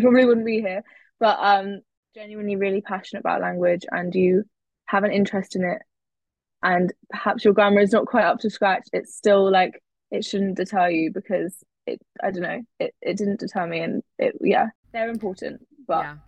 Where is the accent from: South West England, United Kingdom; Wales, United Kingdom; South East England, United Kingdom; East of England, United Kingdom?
East of England, United Kingdom; Cambridge; moved away as an adult; now in Oxford, United Kingdom; I grew up in Cambridge, so I knew that going to Cambridge was not going to be an option because I just wanted to go somewhere else that wasn't where I'd been born born and bred.